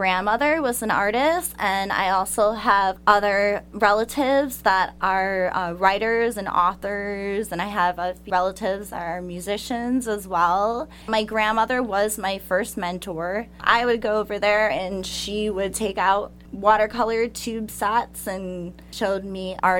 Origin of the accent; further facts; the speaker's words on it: Palos Park, Illinois, United States; I'm originally from the Chicagoland suburbs.